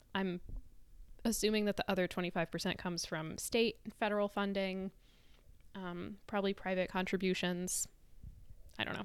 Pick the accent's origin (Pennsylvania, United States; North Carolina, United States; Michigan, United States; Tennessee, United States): North Carolina, United States; Asheville; I grew up in Asheville